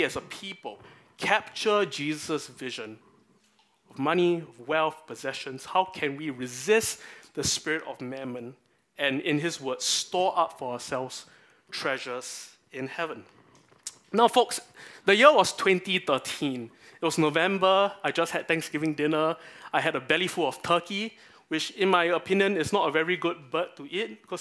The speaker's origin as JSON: {"language": "English", "country": "Singapore", "said": "part of my national identity as a Singaporean"}